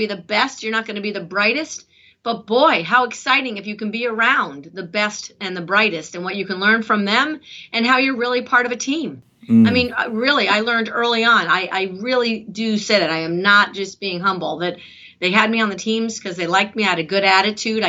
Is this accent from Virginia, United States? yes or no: no; Westport, Connecticut, United States; also born or lived in Flushing, New York / Norwalk, Connecticut; And then back in 1962, moved to Westport, Connecticut. And I lived there where I grew up